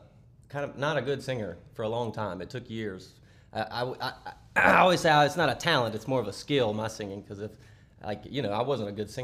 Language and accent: English; Shelby, North Carolina, United States; also born or lived in Polkville; I was born in Polkville, raised in Shelby, a long-legged guitar-picking man.